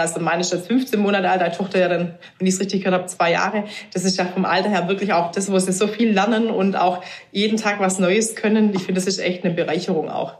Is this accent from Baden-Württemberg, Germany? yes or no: yes; near Stuttgart, Baden-Württemberg, Germany; ich komme aus der Nähe von Stuttgart